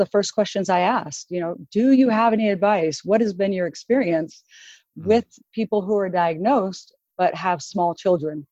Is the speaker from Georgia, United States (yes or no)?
no; Oregon, United States; I'm from Oregon, so I live in the Portland metro area.